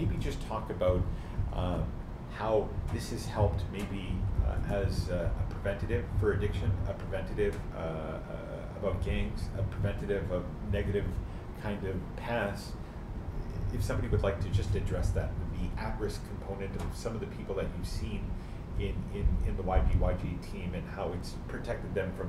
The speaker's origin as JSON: {"language": "English", "country": "Canada", "said": "because at the end of the day, we are all Canadian. We love our country, and we love fellow Canadians."}